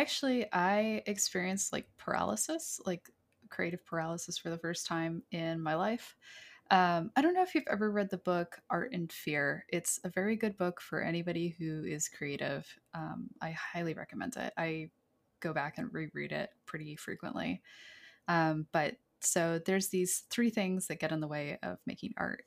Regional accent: rural New Hampshire, United States; Back in my hometown, I grew up in, like, rural New Hampshire

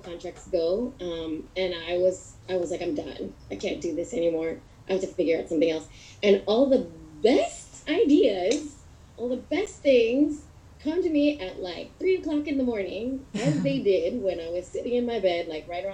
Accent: San Diego, California, United States; I was born and raised in San Diego

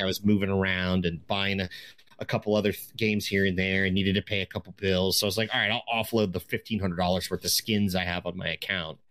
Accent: East Coast, United States; now in Washington, United States; I grew up on the East Coast

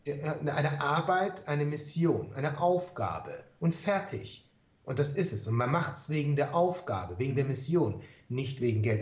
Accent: Germany; bei uns in Deutschland

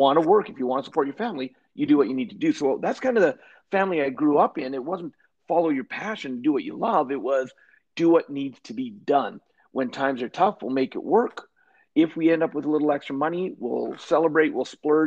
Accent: Canada; also born or lived in British Columbia / Alberta; I am Canadian, and I grew up born in British Columbia, but now and have spent most of my life in Alberta is where I live

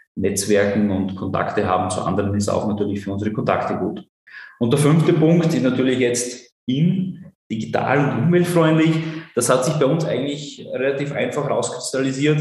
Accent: Burgenland, Austria; accent: Burgenländisch; first language German; moved away; Ich bin ursprünglich äh, aus dem Burgenland

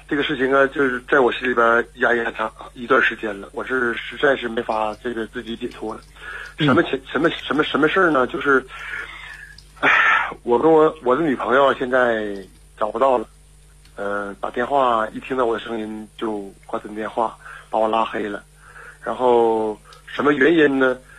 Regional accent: Liaoning, China; 啊、我是辽宁人。

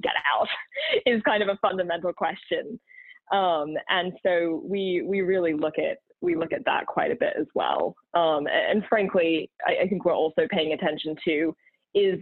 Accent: Australia; also born or lived in Texas / California; now in Boston, United States; despite being Australian and having lived in Texas and California

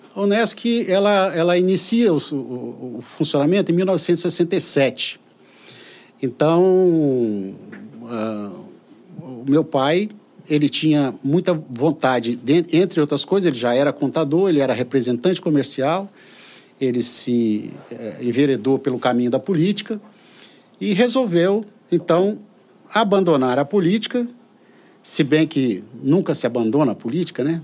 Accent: São Vicente, São Paulo, Brazil; now in Colatina, Brazil; eu fui criado em São Vicente

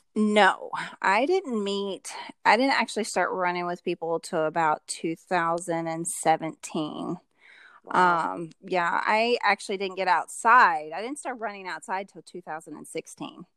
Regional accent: Louisville, Kentucky, United States; I'm actually from Louisville, Kentucky.

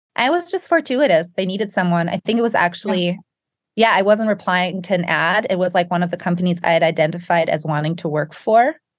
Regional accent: Germany; moved away as an adult; also born or lived in England / France; now in United States; I grew up in Germany and then worked in England and studied in England and France

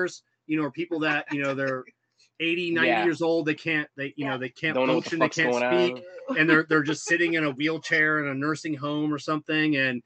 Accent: Venice, Florida, United States; I grew up in Venice, Florida

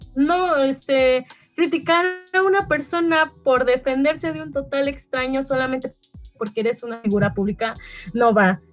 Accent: Mexico; cómo yo me percibo como mexicana

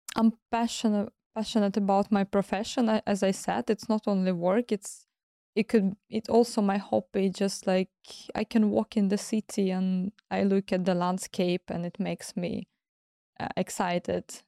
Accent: Kyiv, Ukraine; English is a second language; moved away; also born or lived in Crimea / southern Ukraine; I moved to Kyiv back to my mom, where I start to go to school

